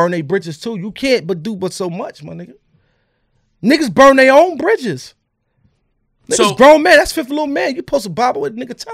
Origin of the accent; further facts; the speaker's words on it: Queens, New York, United States; I'm from Queens.